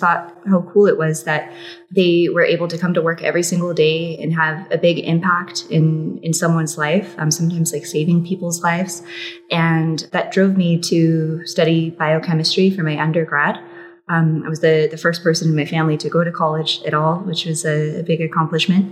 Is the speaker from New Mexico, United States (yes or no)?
yes; Albuquerque, New Mexico, United States; moved away as an adult; also born or lived in Cambodia; now in Vietnam; I'm originally from Albuquerque, New Mexico